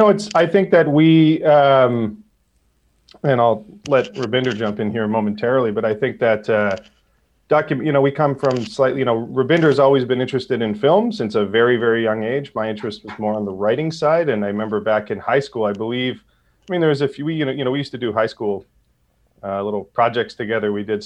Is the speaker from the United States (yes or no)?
no; Calgary, Alberta, Canada; We're born and raised in Calgary